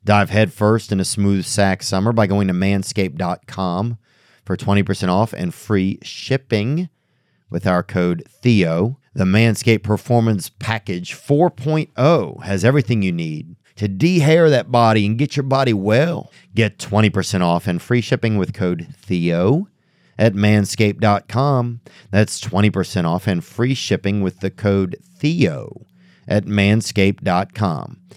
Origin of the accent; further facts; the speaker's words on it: outside of New Orleans, Louisiana, United States; I grew up in New Orleans, so, or outside of New Orleans